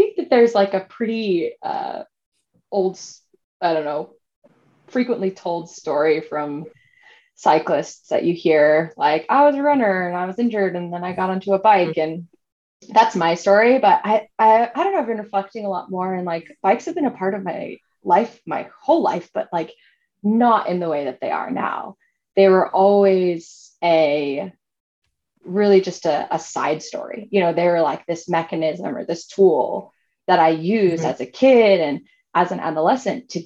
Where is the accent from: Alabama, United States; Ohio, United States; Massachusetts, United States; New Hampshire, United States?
New Hampshire, United States; moved away as an adult; also born or lived in San Francisco, California; now in Sausalito, United States; I grew up in the Northeast. I grew up in New Hampshire.